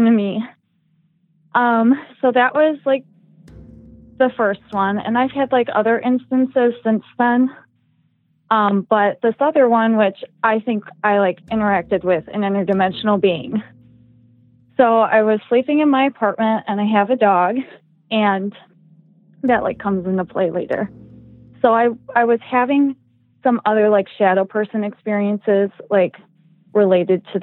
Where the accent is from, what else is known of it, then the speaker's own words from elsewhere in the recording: Midwest, United States; I am from the Midwest